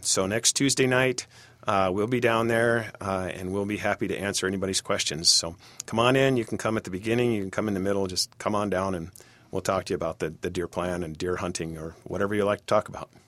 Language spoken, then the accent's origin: English; Cincinnati, Ohio, United States; also born or lived in Michigan; now in Bemidji, United States; I grew up in Cincinnati, Ohio